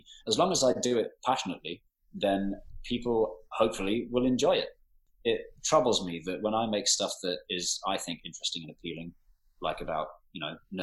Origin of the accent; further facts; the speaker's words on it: London, United Kingdom; growing up in Northwest London